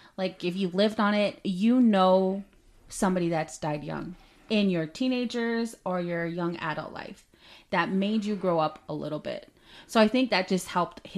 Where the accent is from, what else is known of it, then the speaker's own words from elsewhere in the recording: Canada; moved away; I am Canadian. I lived there most of my life.